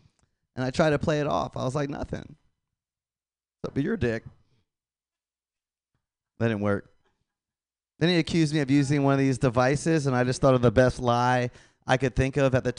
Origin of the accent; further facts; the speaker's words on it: Florida, United States; I know, I'm from Florida. I know a ton of Dominicans.